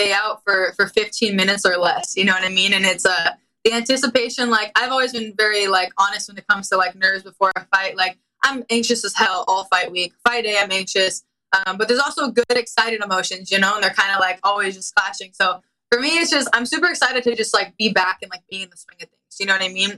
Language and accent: English; Anaheim, California, United States; it's in my hometown